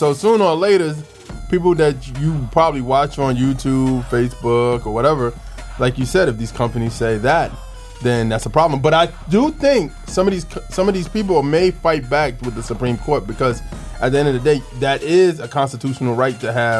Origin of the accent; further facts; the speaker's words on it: United States; It's like, now, it sounds like you're hurting my constitutional rights as an American.